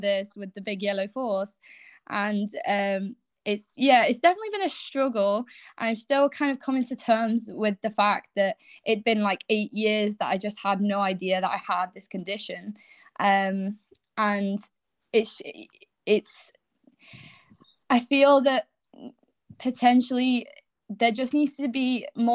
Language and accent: English; England, United Kingdom; moved away as an adult; now in Scotland, United Kingdom; I was born in England and grew up in England, and recently I've just moved to Scotland.